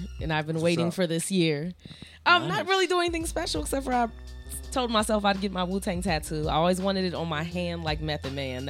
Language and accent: English; Harrisburg, Pennsylvania, United States; also born or lived in Okinawa; I'm from Harrisburg, Pennsylvania, which is the capital.